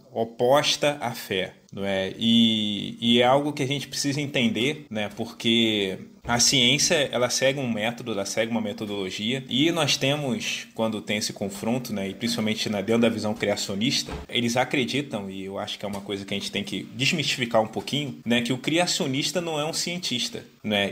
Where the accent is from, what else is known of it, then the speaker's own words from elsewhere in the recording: Rio de Janeiro, Brazil; E sou natural aqui do Rio, moro aqui no Rio